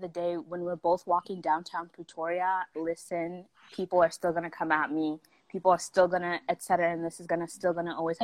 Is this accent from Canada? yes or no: yes; Saskatchewan, Canada; accent: Canadian; also born or lived in South Africa; growing up in Saskatchewan was really weird